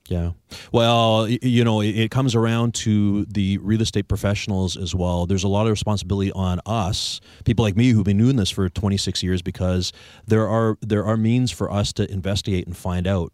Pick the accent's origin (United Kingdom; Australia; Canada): Canada; Victoria, British Columbia; like me, you're a locally born and raised Victorian.